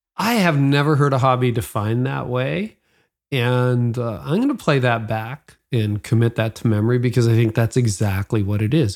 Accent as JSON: {"language": "English", "town": "Midland", "region": "Ontario", "country": "Canada", "tie": "born or raised there", "said": "I grew up in Midland, Ontario"}